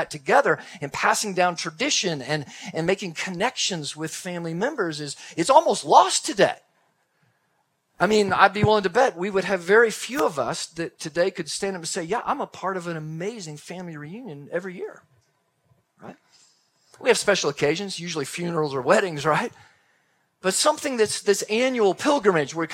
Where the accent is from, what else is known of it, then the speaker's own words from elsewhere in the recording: Texas, United States; I'm from Texas. Grew up in Texas, and we had a large Texas family